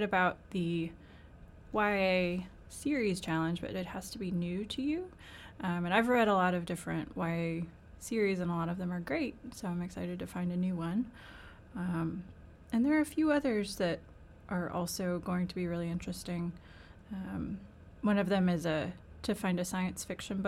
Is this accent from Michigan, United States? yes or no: no; Northern Kentucky, United States; also born or lived in South Carolina; now in Central Kentucky, United States; I'm originally from Northern Kentucky, but I've lived in the Central Kentucky